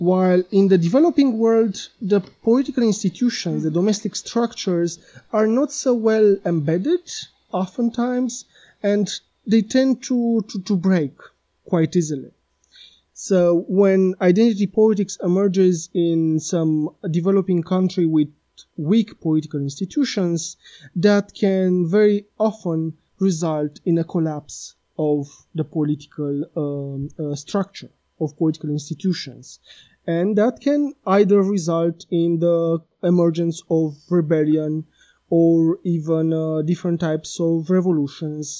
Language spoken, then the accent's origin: English; Romania; Romania, my home country